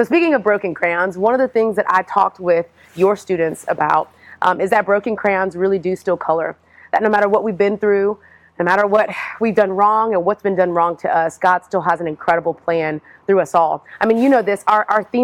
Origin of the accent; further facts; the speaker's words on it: Houston, Texas, United States; now in Atlanta, United States; I am originally from Houston, Texas